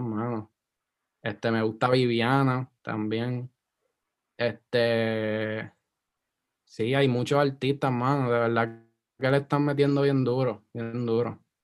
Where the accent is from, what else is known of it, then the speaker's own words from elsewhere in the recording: Guaynabo, Puerto Rico; moved away as an adult; also born or lived in Isla Verde, Puerto Rico; yo me crié en Guaynabo, yo soy Guaynabich